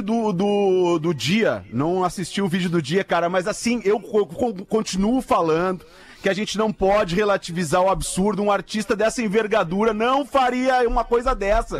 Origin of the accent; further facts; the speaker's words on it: Porto Alegre, Rio Grande do Sul, Brazil; como gaúcho porto-alegrense